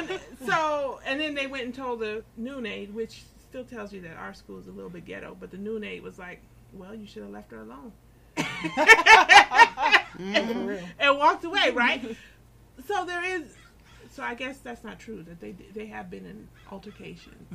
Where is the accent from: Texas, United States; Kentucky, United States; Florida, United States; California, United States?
California, United States; Los Angeles; I grew up on Florence and Crenshaw